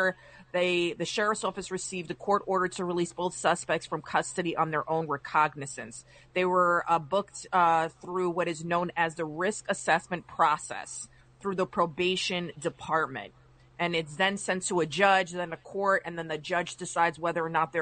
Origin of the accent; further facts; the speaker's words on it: Westchester, New York, United States; I'm from Westchester